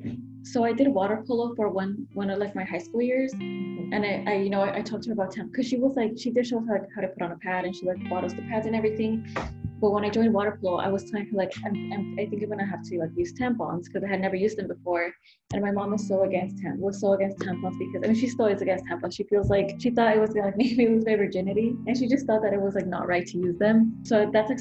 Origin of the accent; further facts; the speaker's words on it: California, United States; moved away as an adult; also born or lived in Mexico / Santa Ana, California; now in Chicago, United States; I was born in Mexico and I was brought to the U.S. when I was about 8 months old. So I was living in California for most of my life until I moved to Chicago to continue my studies